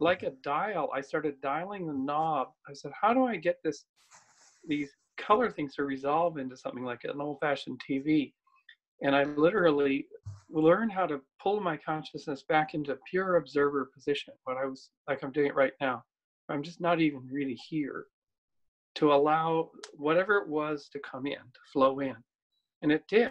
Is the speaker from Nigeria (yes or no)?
no; Canada; my hometown in Canada